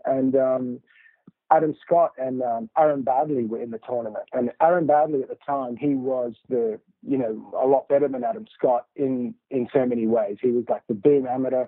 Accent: Sydney, New South Wales, Australia; in Australia is where I grew up in Sydney

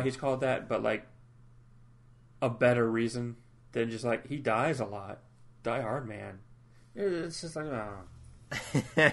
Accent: United States; I am American

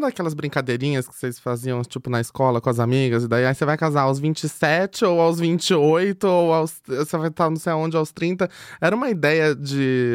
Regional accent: Itapetininga, São Paulo, Brazil; sou do interior, de Tapetininga

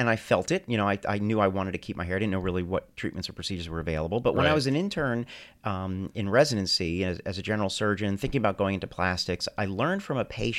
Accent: New Jersey, United States; So no, I was born and raised in New Jersey.

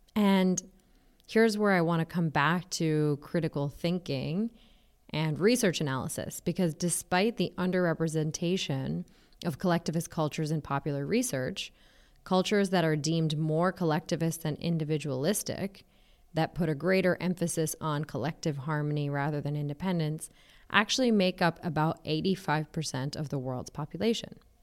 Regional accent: United States; I am an Indian American

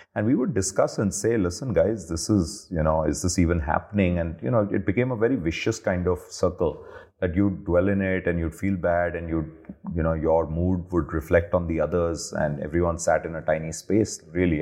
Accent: Delhi, India; also born or lived in Hyderabad / Ahmedabad; I grew up almost all of my adult life in Delhi

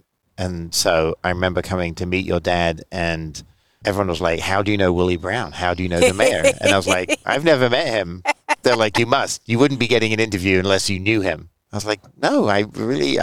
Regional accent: Grantchester, East of England, United Kingdom; moved away as an adult; now in San Francisco, United States; I grew up in England, went to school in the village, went to high school, and then went to college at UC Berkeley

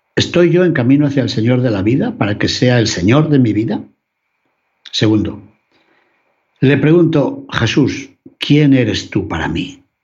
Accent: León, Castile and León, Spain; Por mi ciudad natal, por mi ciudad de León

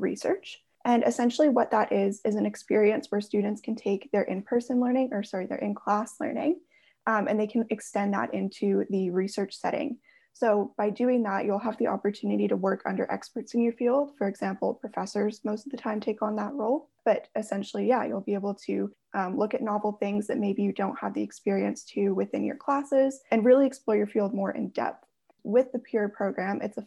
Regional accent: Airdrie, Alberta, Canada; I grew up just outside of Calgary, so in the smaller area of Airdrie

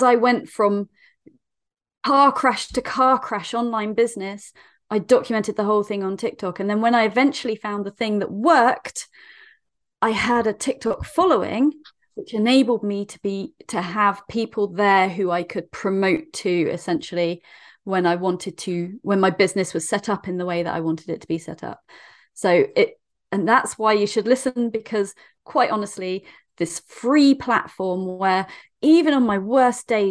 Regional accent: Dorset, South West England, United Kingdom; I'm from Dorset in the UK.

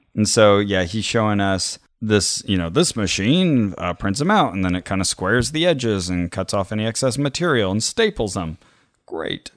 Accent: Canada; When I grew up in Canada

